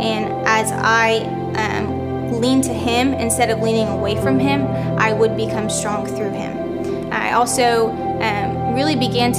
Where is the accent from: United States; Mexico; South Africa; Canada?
United States; Minnesota; I am 21 years old. I'm from Minnesota